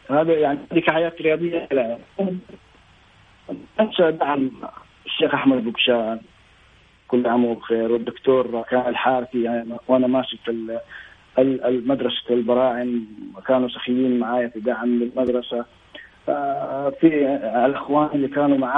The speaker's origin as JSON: {"language": "Arabic", "country": "Saudi Arabia"}